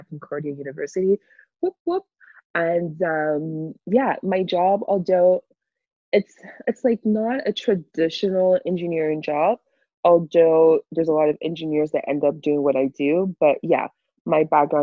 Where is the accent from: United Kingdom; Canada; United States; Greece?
Canada; Montreal, Quebec; also born or lived in Europe; I've been in Canada since I was 4 years old, right? So I'm pretty much Canadian